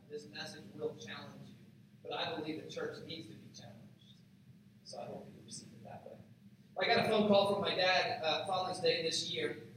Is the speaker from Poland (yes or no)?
no; Appalachia, southeast Ohio, United States; I grew up in a really small town in southeast Ohio, Appalachia, Ohio, but there aren't a lot of jobs. And we live about an hour from any major city